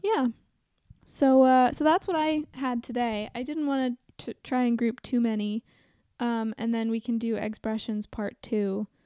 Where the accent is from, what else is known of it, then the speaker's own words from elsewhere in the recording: Portland, Oregon, United States; I grew up in Portland, Oregon